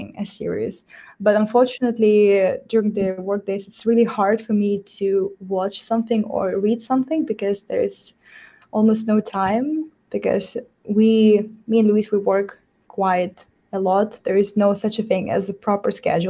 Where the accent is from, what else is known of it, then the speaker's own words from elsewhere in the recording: Moldova; I'm from myself from Moldova.